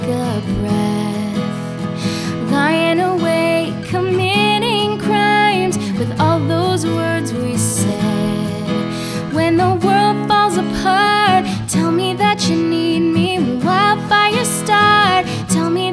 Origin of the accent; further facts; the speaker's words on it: New York City, New York, United States; now in Los Angeles, United States; I was born in New York City, and I had to move to LA because of my parents